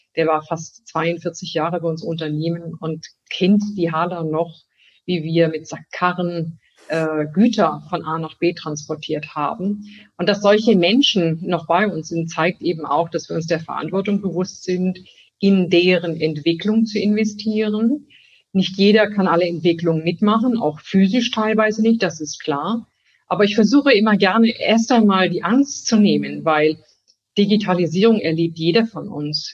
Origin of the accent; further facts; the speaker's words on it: Germany; ich bin natürlich äh, in Deutschland geboren. Deutschland ist ein Stück Heimat.